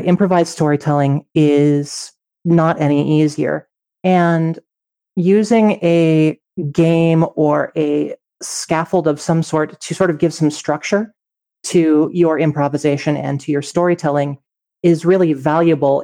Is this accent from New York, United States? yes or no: no; Colorado, United States; Growing up in Colorado